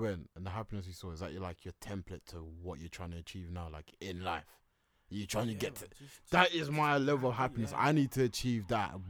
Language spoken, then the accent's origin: English; England, United Kingdom; Yeah, I'm from Britain, mate. I'm from England, mate.